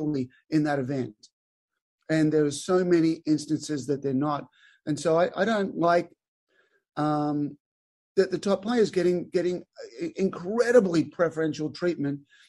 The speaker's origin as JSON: {"language": "English", "town": "Albury", "region": "New South Wales", "country": "Australia", "tie": "born or raised there", "moved": "as an adult", "said": "born and raised in Albury, Australia. Little country town, 25 grass courts"}